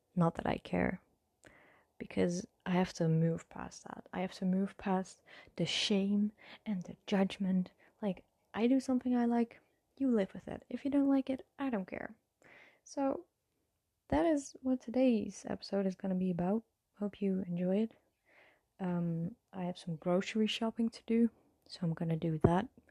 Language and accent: English; Netherlands; English is a second language; I'm from the Netherlands